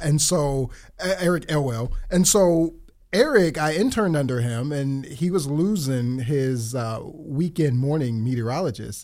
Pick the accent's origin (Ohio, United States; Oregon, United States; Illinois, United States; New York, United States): Ohio, United States; Akron; also born or lived in Columbus, Ohio; I was born and raised in Akron, Ohio